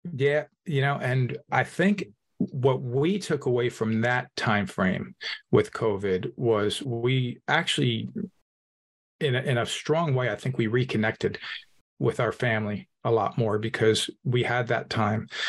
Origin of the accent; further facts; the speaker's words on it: Hudson County, New Jersey, United States; I'm an Italian from Hudson County, New Jersey.